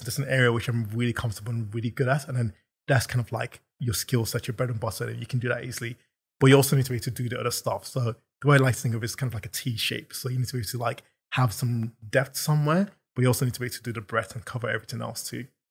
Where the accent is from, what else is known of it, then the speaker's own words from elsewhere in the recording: London, United Kingdom; also born or lived in Nigeria; I'm from London, so I'm not sure how far back you wanna go, but I was born in Nigeria and moved over here when I was seven